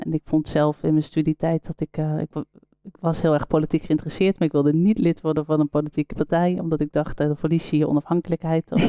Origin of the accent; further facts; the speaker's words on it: Netherlands; als Nederlander